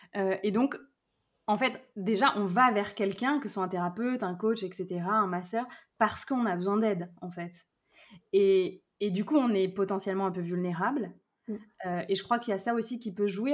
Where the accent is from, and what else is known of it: Brittany, France; born or raised there; moved away; also born or lived in Lyon region